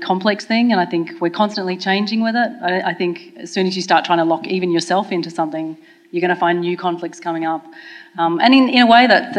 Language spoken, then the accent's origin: English; Australia; So, for example, I'm from Australia.